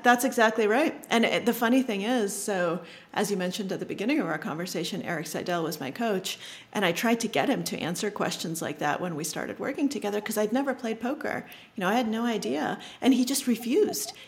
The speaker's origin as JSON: {"language": "English", "area": "Boston suburbs, New England", "region": "Massachusetts", "country": "United States", "tie": "born or raised there", "second_language": "English", "said": "I grew up in New England, um, in the Boston suburbs."}